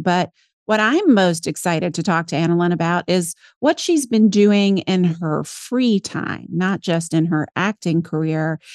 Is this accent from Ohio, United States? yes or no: no; St. Simons Island, Georgia, United States; moved away; also born or lived in New York City; Georgia, off the southeast coast.